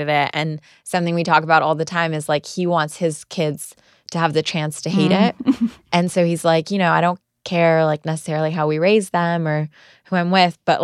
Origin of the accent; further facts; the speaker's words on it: Palos Verdes, California, United States; also born or lived in Pakistan; I grew up in a suburban town called Palos Verdes